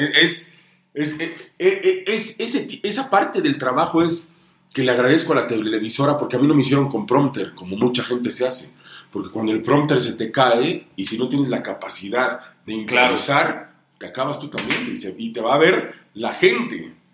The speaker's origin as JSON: {"language": "Spanish", "country": "Honduras", "tie": "born or raised there", "also_born_or_lived": "Tlapa de Comonfort, Guerrero, Mexico", "moved": "yes", "lives_now": "Puebla, Mexico", "said": "mi mamá es de Honduras y yo pues crecí en el Caribe hondureño, crecí en, Tegucigalpa, en la capital, en San Pedro Sula"}